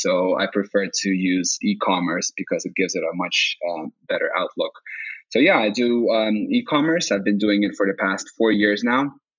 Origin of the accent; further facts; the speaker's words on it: Saint Petersburg, Russia; English is a second language; now in Helsinki, Finland; Well, no, I'm originally from Russia, St. Petersburg, but I became a citizen with two nationalities, so Russian and Finnish